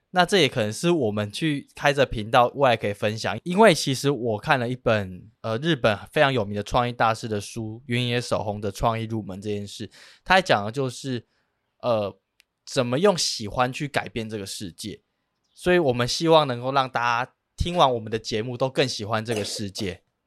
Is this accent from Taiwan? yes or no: yes; Penghu County, Taiwan; moved away as an adult; now in Taipei, Taiwan; 我本身是澎湖人，但是我已经在台北大概十年了